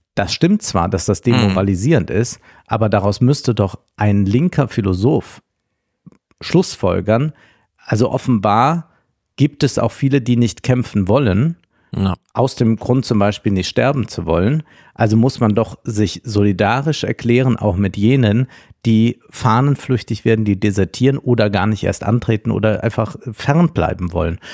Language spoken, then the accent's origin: German; Rhineland-Palatinate, Germany; das Land Rheinland-Pfalz, mein Heimatland